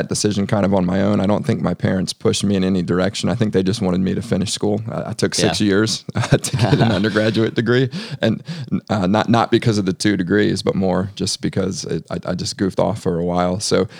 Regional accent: Ashburn, Virginia, United States; also born or lived in Alexandria; So I grew up in Northern Virginia. Mm-hmm. I'm born in Alexandria and moved out to the suburbs at a pretty young age. I grew up in Ashburn, Virginia.

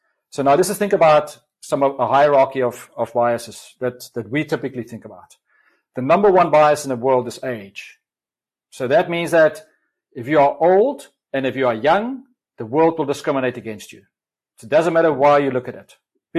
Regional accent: South Africa; accent: South African; I've got a kind of a convoluted kind of South African come whatever other accent.

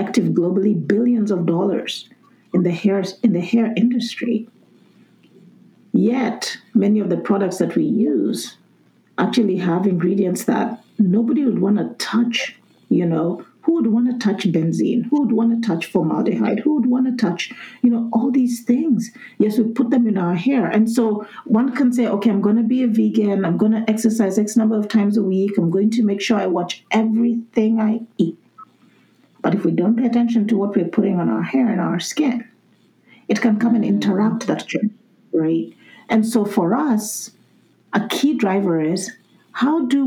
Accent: Kenya; moved away; I'm originally from Kenya.

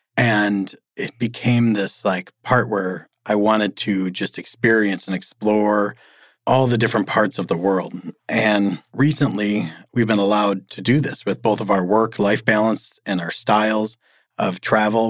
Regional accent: Michigan, United States; moved away as an adult; I grew up in Michigan, and the farthest I went until 17 was

